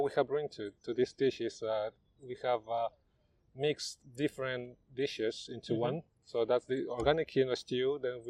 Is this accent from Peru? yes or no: yes; Peru; English is a second language; moved away as an adult; now in London, United Kingdom; We're British, Peruvian. So yes, the dream came to open the stall, the Peruvian food here in England, and we did it.